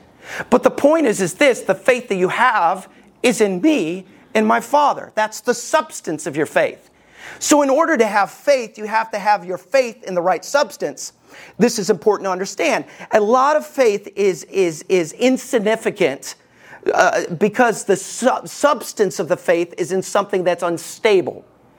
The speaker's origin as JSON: {"language": "English", "region": "Alabama", "country": "United States", "tie": "born or raised there", "said": "Everybody knows, if you know me, I grew up in Alabama. I just don't sound like it."}